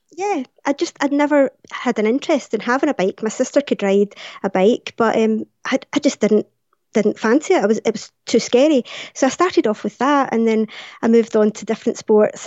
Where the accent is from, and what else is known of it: Glasgow, Scotland, United Kingdom; born or raised there